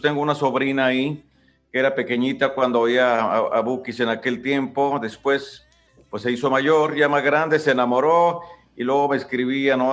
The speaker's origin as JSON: {"language": "Spanish", "town": "Ario de Rosales", "region": "Michoacán", "country": "Mexico", "said": "Ahí en Ario de Rosales, de donde yo soy"}